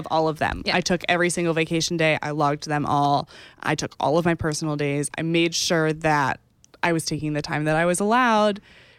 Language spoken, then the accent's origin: English; Texas, United States; I'm from Texas.